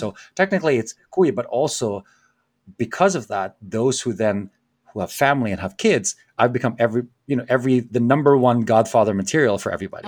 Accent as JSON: {"language": "English", "country": "Philippines", "tie": "born or raised there", "moved": "yes", "said": "growing up in the Philippines"}